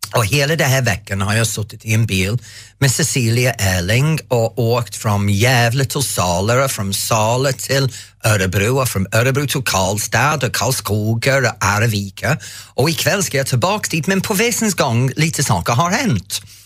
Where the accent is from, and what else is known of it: England, United Kingdom; Swedish is a second language; now in Sweden